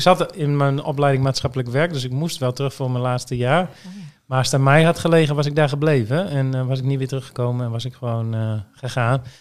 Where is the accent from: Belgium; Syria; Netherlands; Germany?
Netherlands; Groningen; moved away as an adult; also born or lived in Cambodia; now in Emmeloord, Netherlands; Ik ben geboren en getogen in Groningen, in de stad